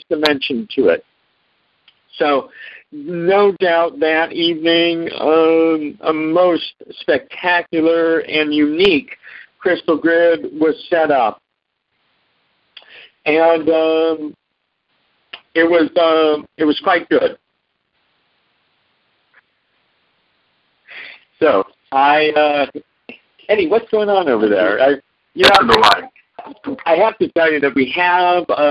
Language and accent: English; Omaha, Nebraska, United States; now in Southern California, United States; I flew from Southern California to Omaha, Nebraska, and that is my hometown where I was born and raised.